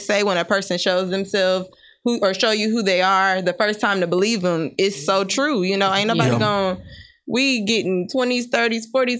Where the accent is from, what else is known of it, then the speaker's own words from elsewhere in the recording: Nebraska, United States; I was in a relationship where I'm from Nebraska.